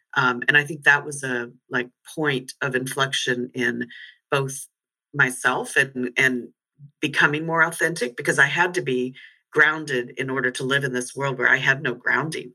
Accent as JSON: {"language": "English", "country": "United States", "also_born_or_lived": "London", "moved": "as an adult", "said": "I'm no longer purely American. I'm certainly not British um, or European"}